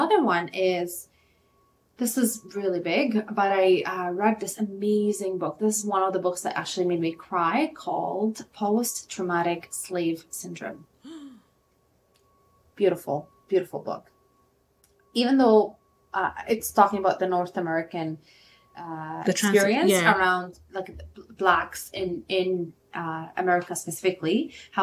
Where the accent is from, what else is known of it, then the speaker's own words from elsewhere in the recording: Lebanon; I'm from Lebanon. We struggled a lot with war